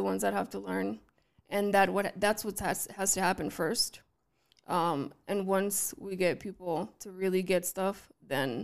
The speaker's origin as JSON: {"language": "English", "area": "the Valley", "region": "California", "country": "United States", "tie": "born or raised there", "said": "I grew up in the Valley where there was everything"}